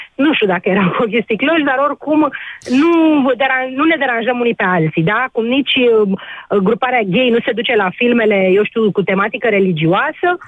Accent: Bucharest, Romania; sunt din București

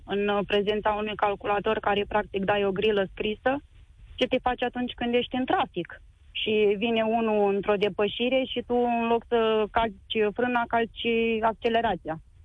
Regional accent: Suceava, Suceava County, Romania; Eu sunt de la Suceava

